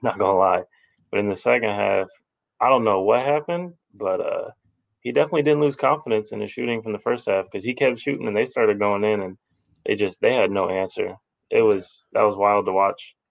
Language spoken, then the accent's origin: English; Texas, United States; I'm from Texas